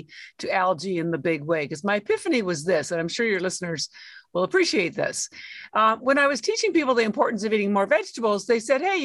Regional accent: Canada; moved away as an adult; now in Boston, United States; I'm actually Canadian. I've lived in Boston, which is where I live now, for 33 years, but I am Canadian. All my schooling was in Canada

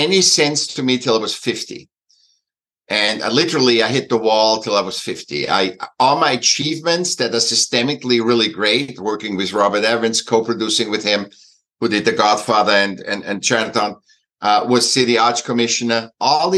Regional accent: Vienna, Austria; moved away; I was born in Vienna, in Austria

